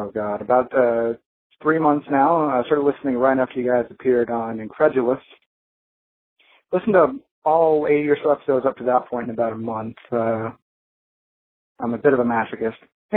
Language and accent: English; Houston, Texas, United States; I'm from Houston, Texas, the sweaty, oily armpit of the U.S.